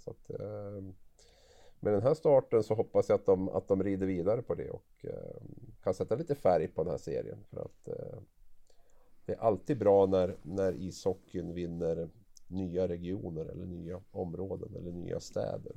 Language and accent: Swedish; Gävle, Gävleborg County, Sweden; Jag är från, från Gävle